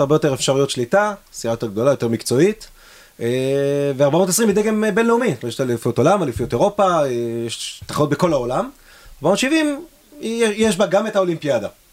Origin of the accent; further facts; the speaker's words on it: Israel; אנחנו ישראלים